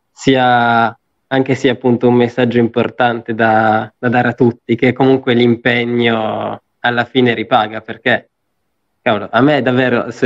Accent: Turin, Piedmont, Italy; Siamo torinesi. Esatto, siamo esatto. Torinesi.

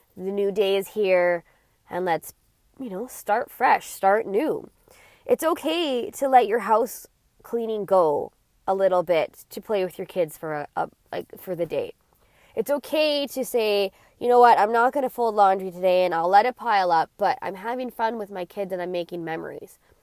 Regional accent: Alberta, Canada; I was born in Alberta

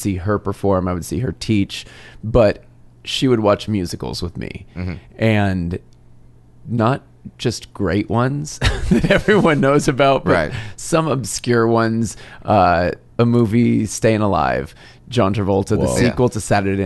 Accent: Arizona, United States; moved away; This was in Arizona. This is my hometown

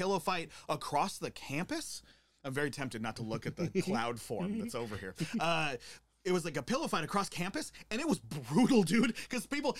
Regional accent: Great Falls, Montana, United States; I'm from Great Falls, Montana

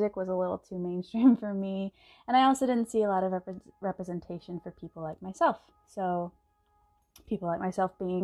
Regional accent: San Antonio, Texas, United States; moved away as an adult; also born or lived in Austin, Texas / Boston, Massachusetts; I'm from San Antonio, Texas. I was born in Austin. And I grew up in San Antonio and went to public school there

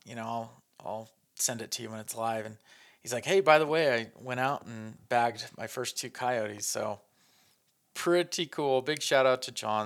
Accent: northern New Mexico, United States; I grew up in northern New Mexico

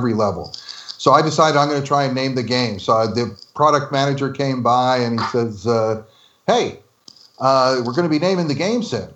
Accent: New Jersey, United States; I'm from New Jersey

